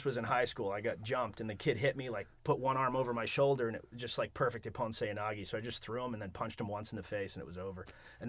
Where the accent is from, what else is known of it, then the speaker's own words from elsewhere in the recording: outside of Boston, Massachusetts, United States; also born or lived in Rhode Island / Naples, Italy; I moved to Massachusetts outside of Boston.